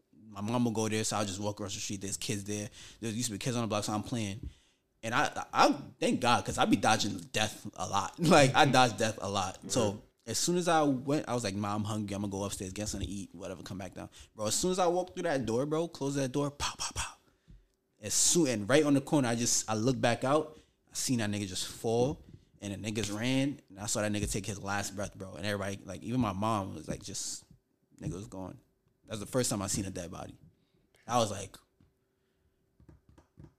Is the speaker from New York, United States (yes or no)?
yes; New York City, New York, United States; I grew up in Brownsville